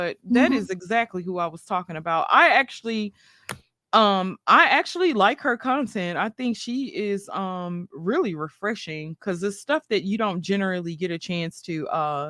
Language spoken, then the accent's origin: English; New York City, New York, United States; I was raised partially in Brooklyn, New York